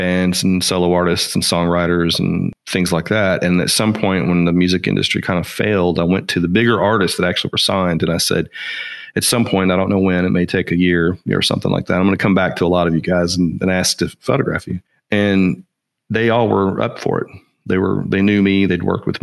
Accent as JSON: {"language": "English", "town": "Nashville", "region": "Tennessee", "country": "United States", "tie": "born or raised there", "said": "growing up in Nashville"}